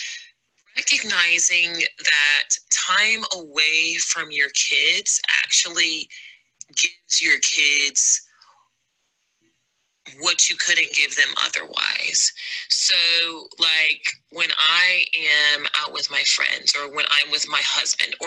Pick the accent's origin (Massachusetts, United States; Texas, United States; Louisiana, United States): Louisiana, United States; New Orleans; I am from New Orleans, Louisiana